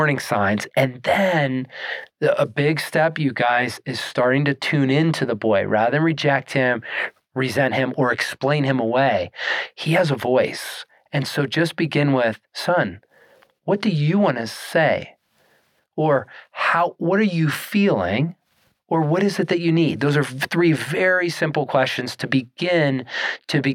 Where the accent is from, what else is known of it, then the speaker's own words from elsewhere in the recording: Pittsburgh, Pennsylvania, United States; moved away as an adult; also born or lived in Tennessee; now in Colorado, United States; Born in Pittsburgh, and I was moving west